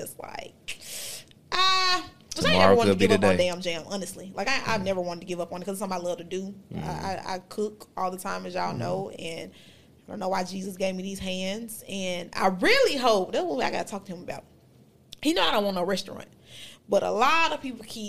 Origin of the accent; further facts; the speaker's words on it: Memphis, Tennessee, United States; Memphis. Yeah. Like, that's my hometown.